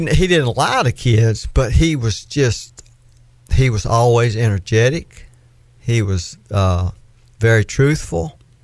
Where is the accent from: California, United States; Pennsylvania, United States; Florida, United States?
Florida, United States; accent: southern; I was from Florida